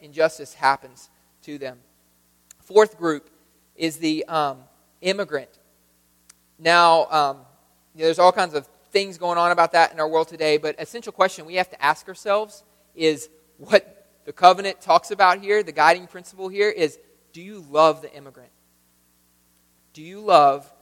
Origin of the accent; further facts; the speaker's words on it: United States; in America, just by being American